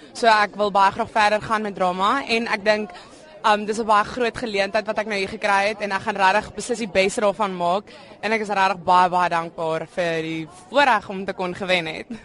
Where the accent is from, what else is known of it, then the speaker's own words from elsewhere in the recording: Malmesbury, Western Cape, South Africa; Ek is van Mamasbury